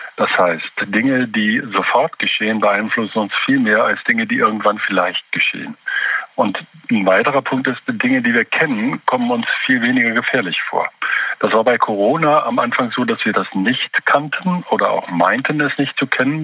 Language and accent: German; Germany; bei uns in Deutschland